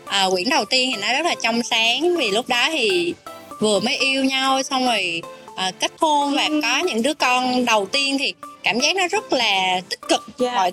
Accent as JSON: {"language": "Vietnamese", "region": "Southern Vietnam", "country": "Vietnam", "also_born_or_lived": "Japan", "accent": "southern Vietnamese", "moved": "as an adult", "lives_now": "Hanoi, Vietnam", "said": "mình nói giọng miền nam rõ ràng"}